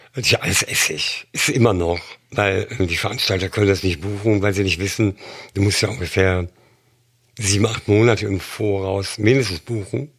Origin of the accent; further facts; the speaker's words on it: Germany; moved away; also born or lived in London / Berlin; als Deutscher